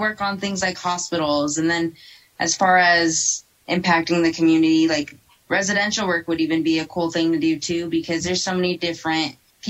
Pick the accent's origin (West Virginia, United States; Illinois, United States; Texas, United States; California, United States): California, United States; moved away as an adult; now in Colorado, United States; So I was born and raised in California. I've been in Colorado about 2 years now.